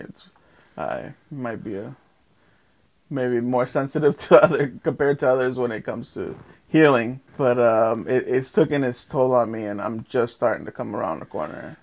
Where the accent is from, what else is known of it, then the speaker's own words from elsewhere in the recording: Lake Worth, Florida, United States; also born or lived in Guatemala; I grew up in North F Street, North A Street, off of uh, literally the next block over, um, next to Hatch.